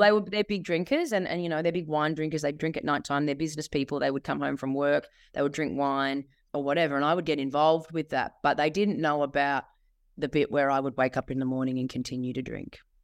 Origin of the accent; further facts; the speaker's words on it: Bendigo, Victoria, Australia; moved away as an adult; also born or lived in Sydney; I ended up back in my hometown, Bendigo